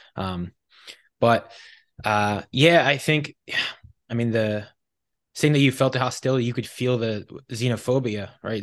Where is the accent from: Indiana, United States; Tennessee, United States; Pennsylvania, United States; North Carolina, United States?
Pennsylvania, United States; Philadelphia; now in Texas, United States; I'm originally from Philadelphia, the Philadelphia area